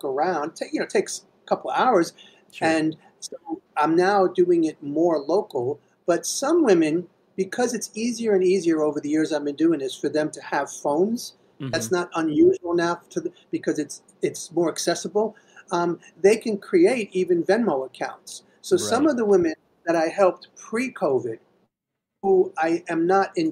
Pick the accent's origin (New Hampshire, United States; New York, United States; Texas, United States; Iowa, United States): New York, United States; New York City; I was born and raised in Queens